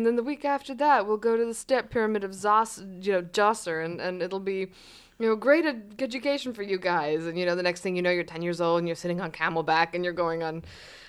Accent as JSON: {"language": "English", "country": "Cyprus", "tie": "born or raised there", "also_born_or_lived": "Egypt", "said": "as I was growing up elsewhere, as I was growing in Cyprus, and I was growing up in Egypt, which were these fantastic places for childhood."}